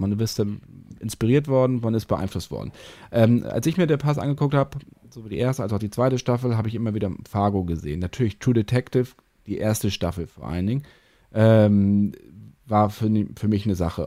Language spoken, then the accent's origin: German; Northern Germany, Germany; als Norddeutsche